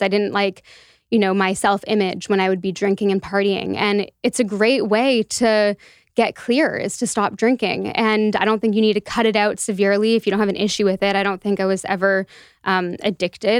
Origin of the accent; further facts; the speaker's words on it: Toronto, Ontario, Canada; moved away as an adult; also born or lived in Halifax; I was born and raised in Toronto